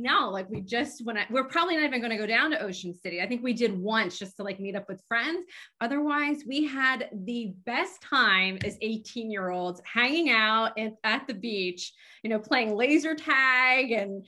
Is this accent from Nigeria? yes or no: no; Lancaster, Pennsylvania, United States; I'm from Lancaster.